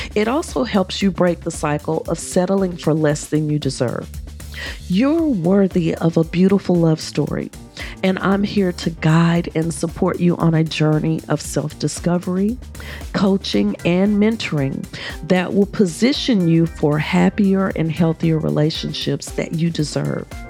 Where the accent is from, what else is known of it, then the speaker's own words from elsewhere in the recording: United States; accent: American; My American accent